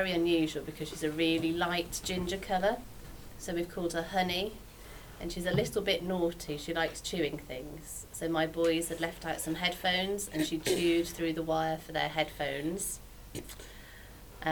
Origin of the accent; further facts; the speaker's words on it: Birmingham, West Midlands, United Kingdom; I was born and brought up in Birmingham